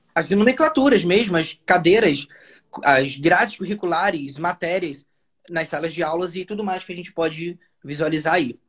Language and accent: Portuguese; Nova Friburgo, Rio de Janeiro, Brazil; first language Portuguese; natural de Nova Friburgo, Rio de Janeiro